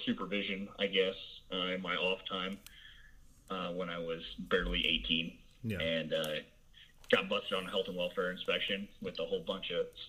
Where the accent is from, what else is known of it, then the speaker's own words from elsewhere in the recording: Southern Illinois, United States; I am a Southern Illinois boy, born and bred.